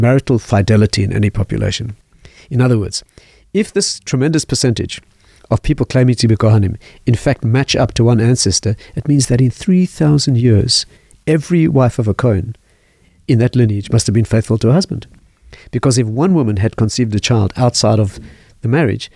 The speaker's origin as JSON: {"language": "English", "country": "South Africa", "tie": "born or raised there", "said": "I was raised in South Africa"}